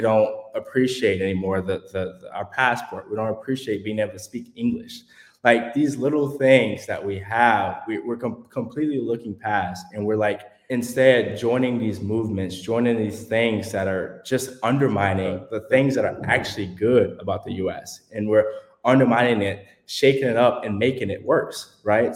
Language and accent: English; Houston, Texas, United States; I'm from Houston, Texas